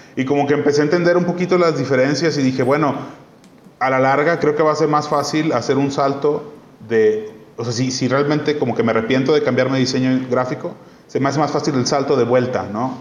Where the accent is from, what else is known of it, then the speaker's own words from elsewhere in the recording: Mexico; also born or lived in Barcelona; de donde eres, en, o sea, en este caso México